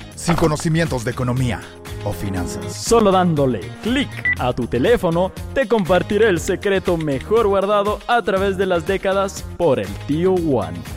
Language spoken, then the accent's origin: Spanish; Ambato, Tungurahua, Ecuador; now in Baños de Agua Santa, Ecuador; regresé no a Ambato, que de ahí soy